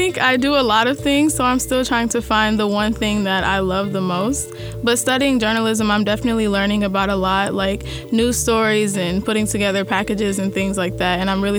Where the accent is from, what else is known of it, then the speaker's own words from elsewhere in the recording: Ohio, United States; moved away; I'm from Ohio